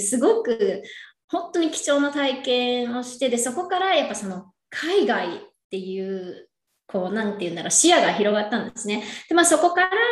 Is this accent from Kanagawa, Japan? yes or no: yes; Yokohama, Kanagawa, Japan; moved away as an adult; now in California, United States; 私は横浜、神奈川県横浜出身で